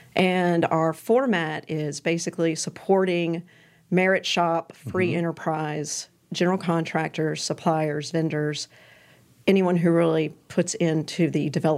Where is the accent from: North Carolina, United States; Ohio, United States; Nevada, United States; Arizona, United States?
North Carolina, United States; Gastonia; also born or lived in Dover, Delaware; So we moved to Gastonia.